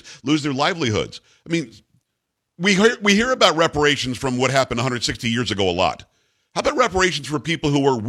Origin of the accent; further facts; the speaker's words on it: New York, United States; moved away; I'm from New York originally